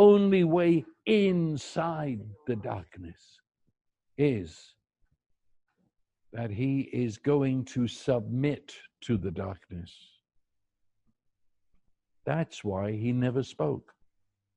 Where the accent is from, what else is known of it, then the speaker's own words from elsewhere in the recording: United Kingdom; I'm a Brit